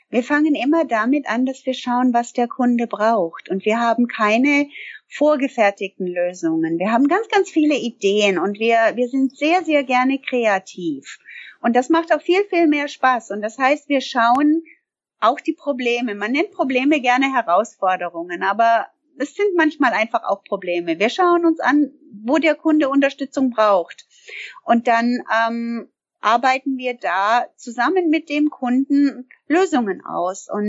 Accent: Canada; moved away as an adult; now in Germany; Also ich bin gebürtige Kanada oder ich komme aus Kanada und äh, ich bin vor vielen Jahren der Liebe wegen nach Deutschland gekommen.

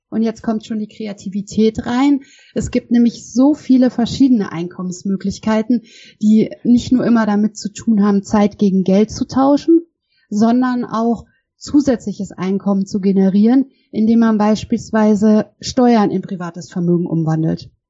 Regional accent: Bavaria, Germany; born there; Ähm, ja, wo komme ich her? Also, ich bin in Bayern geboren und habe ursprünglich Jura studiert

